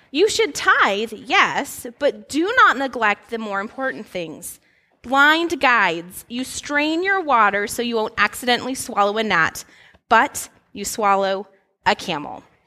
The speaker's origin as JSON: {"language": "English", "region": "Alaska", "country": "United States", "tie": "born or raised there", "moved": "yes", "said": "I grew up in Alaska"}